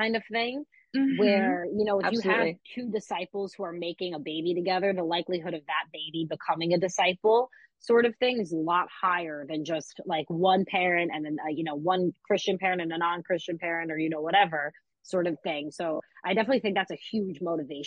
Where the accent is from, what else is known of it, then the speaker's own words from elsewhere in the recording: downstate New York, United States; I grew up in, downstate New York.